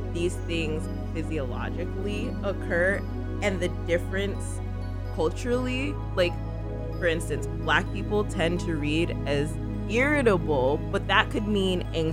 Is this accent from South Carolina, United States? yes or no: no; Phoenix, Arizona, United States; I was actually raised in a conservative state. I'm from Phoenix, y'all. Phoenix, Arizona.